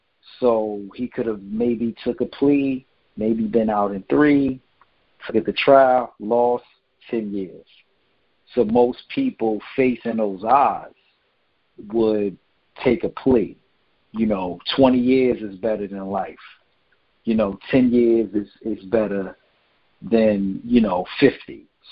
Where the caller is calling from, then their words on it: New Jersey, United States; from New Jersey.